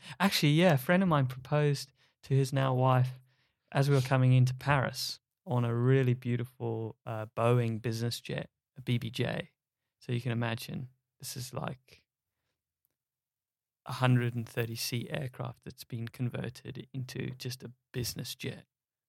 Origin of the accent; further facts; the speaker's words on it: South Africa; now in Australia; straight from South Africa, where I was born. Been living there since I was a little grasshopper. Yeah, I'm proudly South African, Australian, British.